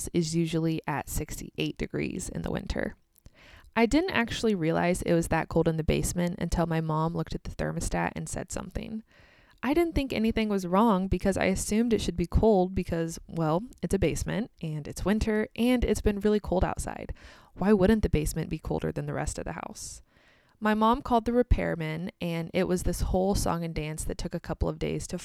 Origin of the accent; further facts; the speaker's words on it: United States; also born or lived in Kansas; I'm American, and I live in the state of Kansas in the United States.